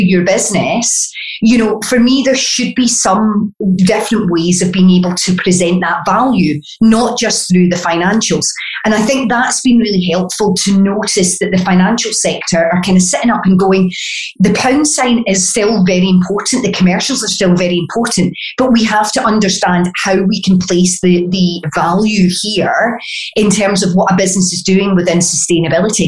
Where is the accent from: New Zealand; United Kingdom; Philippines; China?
United Kingdom; Glasgow, Scotland; accent: Glaswegian; my Glaswegian accent, being a native here